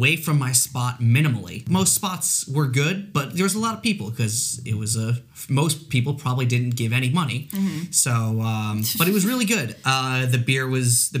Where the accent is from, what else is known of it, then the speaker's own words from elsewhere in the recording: Long Island, New York, United States; I grew up on Long Island. We actually grew up in the same town.